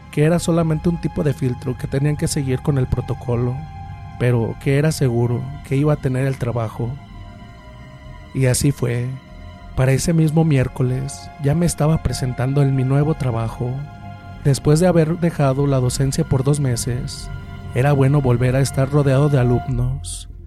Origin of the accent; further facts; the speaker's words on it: Guadalajara, Jalisco, Mexico; Soy originario de Guadalajara Nací y crecí ahí, pero la familia de mi mamá es del estado de Guerrero.